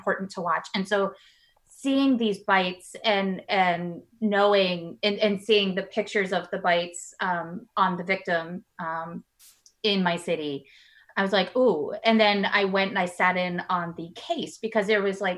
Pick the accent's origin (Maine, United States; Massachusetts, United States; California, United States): Maine, United States; I'm from Maine